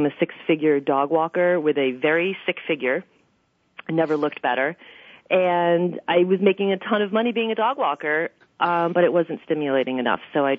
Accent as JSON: {"language": "English", "town": "New York City", "region": "New York", "country": "United States", "tie": "born or raised there", "said": "I am born and raised in Queens, Forest Hills."}